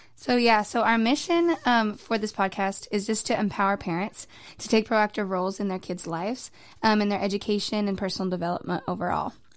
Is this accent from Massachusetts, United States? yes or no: no; New Mexico, United States; moved away as an adult; now in Waco, United States; I'm originally from New Mexico, a hundred percent Waco, or not New Wa-, not Waco, New Mexico native